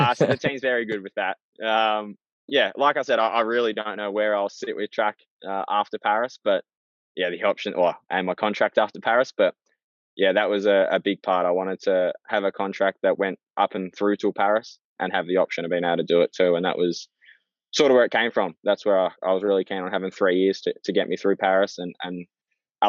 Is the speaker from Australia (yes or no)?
yes; Australia; being an Aussie